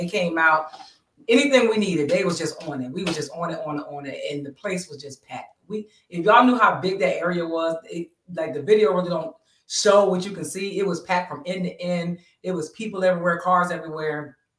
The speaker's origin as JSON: {"language": "English", "town": "Bristol", "region": "Pennsylvania", "country": "United States", "tie": "born or raised there", "said": "my hometown of Bristol, Pennsylvania."}